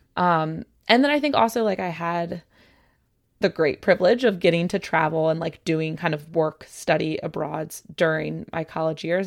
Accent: suburb between Baltimore and Annapolis, Maryland, United States; moved away; I'm from Maryland. I grew up in a suburb between Baltimore yep. and Annapolis

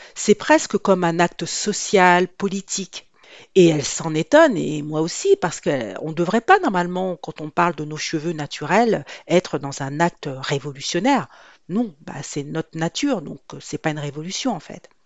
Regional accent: Guadeloupe; je suis d'origine antillaise, je suis de la Guadeloupe

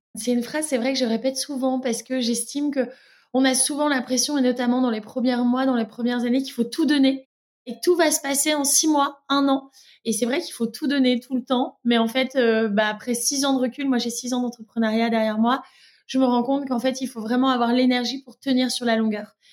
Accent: Lille, Hauts-de-France, France; moved away as an adult; now in Brussels, Belgium; Je suis lilloise aussi d'origine

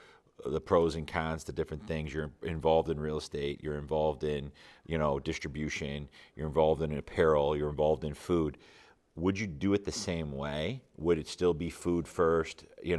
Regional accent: Ann Arbor, Michigan, United States; Like, the amount of people where Michigan, I was born there, you know, or whatever. I'm from Ann Arbor.

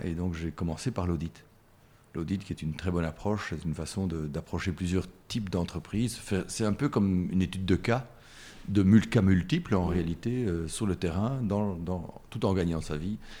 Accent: Brussels, Brussels-Capital Region, Belgium; bruxellois. J'ai toujours habité Bruxelles et, ou, les environs de Bruxelles

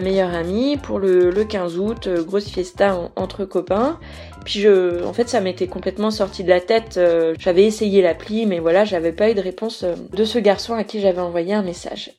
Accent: Brittany, France; je suis, je suis bretonne d'origine

